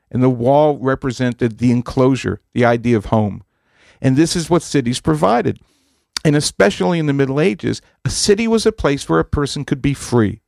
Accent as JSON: {"language": "English", "town": "Massapequa", "region": "New York", "country": "United States", "tie": "born or raised there", "also_born_or_lived": "New Haven", "moved": "yes", "said": "I grew up in Massapequa, uh, in Long Island, Farmingdale High School"}